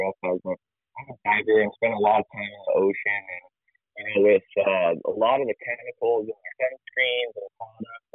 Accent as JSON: {"language": "English", "region": "Hawaii", "country": "United States", "tie": "born or raised there", "said": "growing up here in Hawaii"}